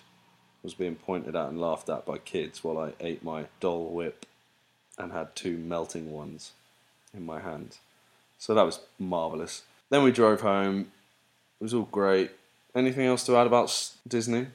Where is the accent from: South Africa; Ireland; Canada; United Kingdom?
United Kingdom; now in United States; I'm so British